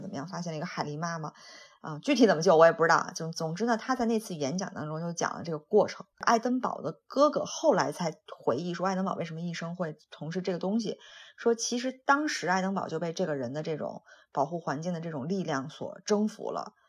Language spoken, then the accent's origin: Chinese; Shandong, China; 我是山东的，那我们那个其实很早以前就是每年有多少道禁渔期